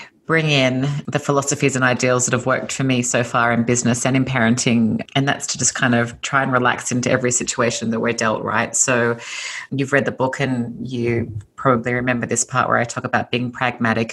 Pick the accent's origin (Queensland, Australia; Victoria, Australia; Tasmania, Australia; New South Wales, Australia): New South Wales, Australia; Sydney; accent: Australian; moved away as an adult; now in Los Angeles, United States; So you might hear from my accent that I'm originally Australian. I was born and raised in Sydney, Australia